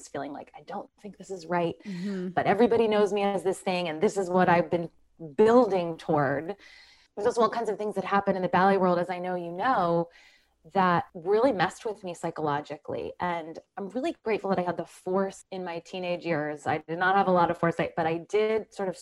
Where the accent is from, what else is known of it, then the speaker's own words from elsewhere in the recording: Philadelphia, Pennsylvania, United States; now in New Jersey, United States; I grew up in Philadelphia in just like the most non-conventional household